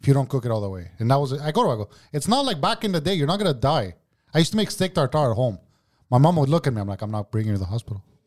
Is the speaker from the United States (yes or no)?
no; Montreal, Quebec, Canada; I grew up in Parque, Greek.